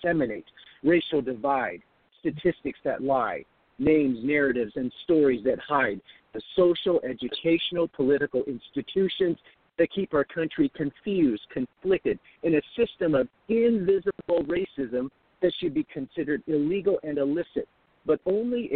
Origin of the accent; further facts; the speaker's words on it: Seattle, Washington, United States; also born or lived in Hong Kong; I grew up in Hong Kong for a brief time, and then my parents moved us to South Seattle when I was fairly young